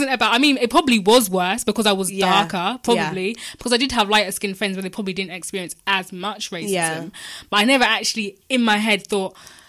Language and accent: English; Portsmouth, South East England, United Kingdom; now in London, United Kingdom; where I'm from, I'm from Portsmouth.